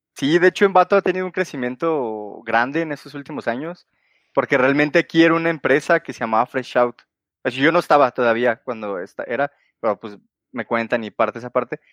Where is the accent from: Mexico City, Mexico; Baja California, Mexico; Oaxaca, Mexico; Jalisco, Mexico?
Jalisco, Mexico; Guadalajara; soy de Guadalajara y resido actualmente aquí en Guadalajara